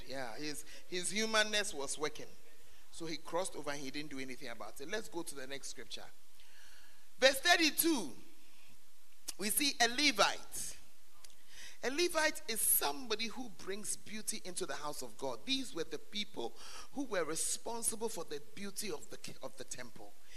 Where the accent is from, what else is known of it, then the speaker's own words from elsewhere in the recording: Ghana; moved away as an adult; when I left Ghana for further studies